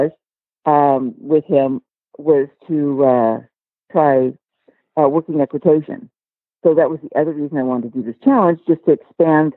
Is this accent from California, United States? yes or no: yes; Southern California, United States; I am from Southern California. I was born in Southern California, and to this date, I haven't quite made it out yet.